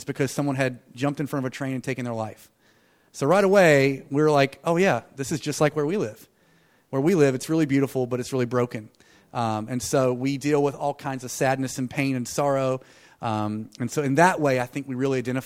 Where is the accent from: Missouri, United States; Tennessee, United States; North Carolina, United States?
North Carolina, United States; Jill and I planted a church in what is my hometown. It's a little tiny island town, like on the ocean, where we live in North Carolina